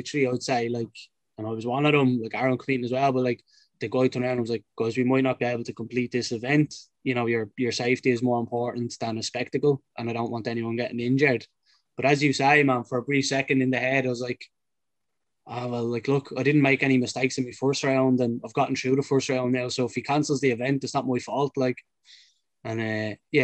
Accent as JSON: {"language": "English", "country": "Ireland"}